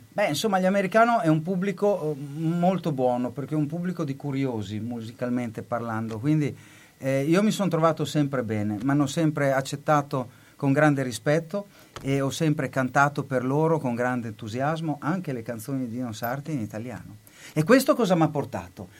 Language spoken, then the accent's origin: Italian; Bologna, Emilia-Romagna, Italy; moved away as an adult; also born or lived in United States; Io sono nato a Bologna, nato e cresciuto dentro le mura, quartiere Marconi